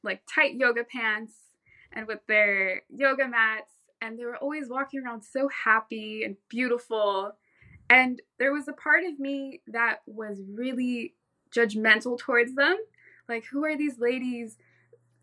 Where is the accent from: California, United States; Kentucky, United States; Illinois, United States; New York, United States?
California, United States; Orange County; also born or lived in Santa Cruz, California; I was born and raised in Orange County, California, in Southern California